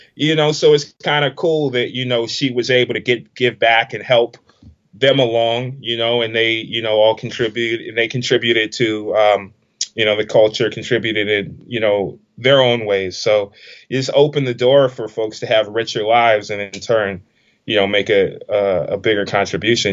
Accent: Washington, District of Columbia, United States; I'm from Washington D.C. I was born in D.C.

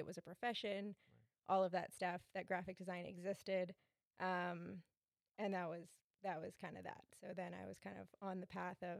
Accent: Thunder Bay, Ontario, Canada; I'm originally from Thunder Bay. I moved away to go to school for design, mm-hmm. And then came back and started working.

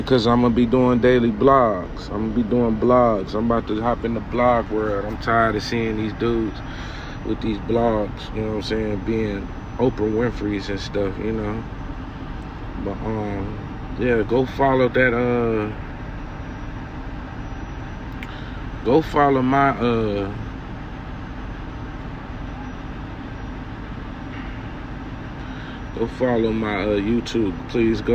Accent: West Covina, California, United States; now in North Carolina, United States; I'm from Los Angeles, California, West Covina, California. I moved from that state to a whole different state, way across the country, to North Carolina

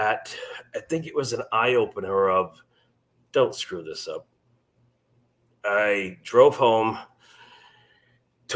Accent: Maine, United States; moved away as an adult; now in Missouri, United States; I'm originally from Maine

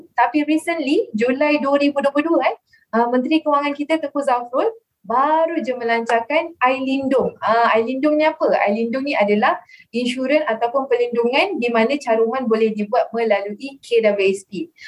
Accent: Kuala Lumpur, Malaysia; now in Shah Alam, Malaysia; saya asal daripada Kuala Lumpur dan kini menetap di Shah Alam

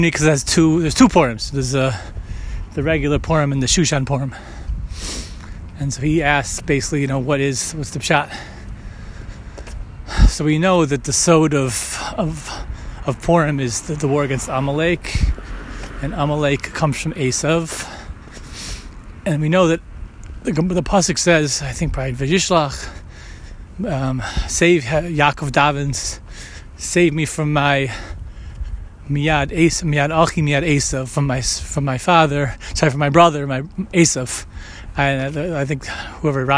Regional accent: United States; most of my life growing up in America

